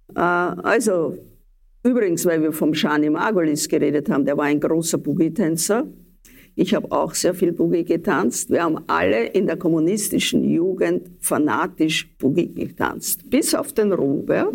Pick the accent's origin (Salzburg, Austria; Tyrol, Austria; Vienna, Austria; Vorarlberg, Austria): Vienna, Austria; ich bin eine Wienerin der zweiten oder dritten Generation